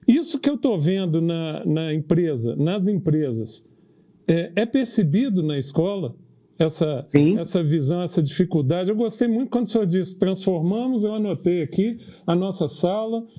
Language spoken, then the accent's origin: Portuguese; Brazil; orgulho como brasileiro